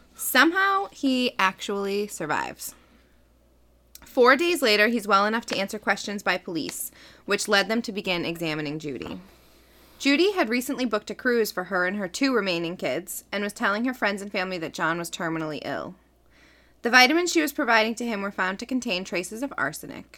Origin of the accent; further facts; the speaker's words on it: Medford, Massachusetts, United States; I'm from Medford